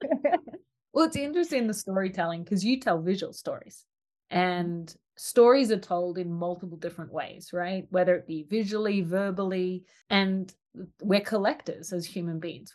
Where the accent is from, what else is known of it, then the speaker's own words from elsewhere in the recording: Australia; The little country town I grew up in in Australia didn't have a preschool